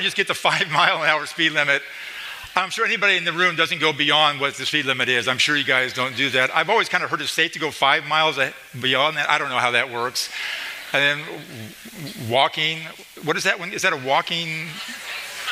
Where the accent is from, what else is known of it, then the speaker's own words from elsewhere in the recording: Idaho, United States; moved away as an adult; also born or lived in Springfield, Missouri; now in Midwest, United States; We're from Idaho, in that area.